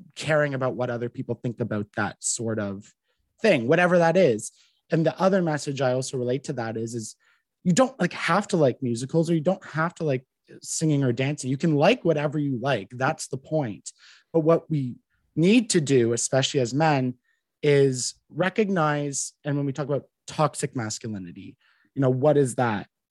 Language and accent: English; Ottawa, Ontario, Canada; I'm from Ottawa. I grew up in a small town just a, a little bit out, um, 20 minutes outside of Ottawa. So I've basically been here my entire life